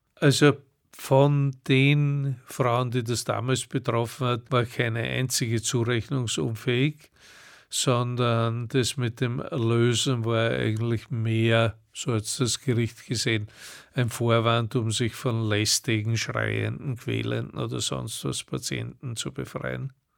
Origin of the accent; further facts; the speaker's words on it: Vienna, Austria; ich komme aus Wien